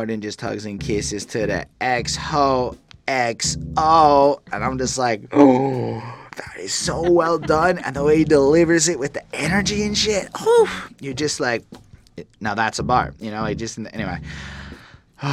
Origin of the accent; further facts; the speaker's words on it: Canada; as a Canadian